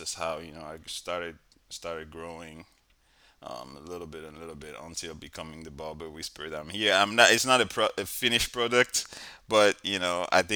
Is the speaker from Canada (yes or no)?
no; Benin; now in United States; I'm from West Africa, Benin.